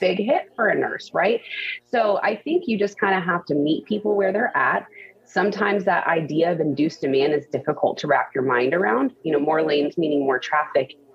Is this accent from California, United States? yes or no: no; The Woodlands, Texas, United States; now in Houston, United States; I grew up in the Woodlands, which is a northwest suburb